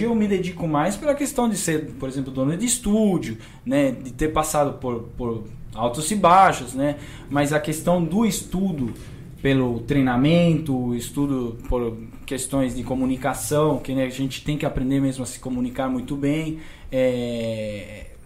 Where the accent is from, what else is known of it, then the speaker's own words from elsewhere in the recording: Argentina; Portuguese is a second language; now in Brazil; Eu, eu me, me dediquei para que as pessoas não soubessem que eu sou argentino.